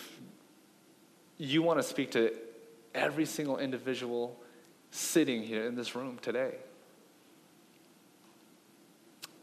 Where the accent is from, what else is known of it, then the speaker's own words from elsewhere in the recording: Seattle, Washington, United States; moved away; also born or lived in California; I grew up in Seattle. I spent a big chunk in California, but I grew up in Seattle.